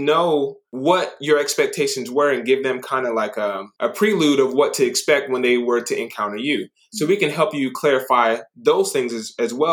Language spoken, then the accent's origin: English; Japan; moved away; I grew up in Japan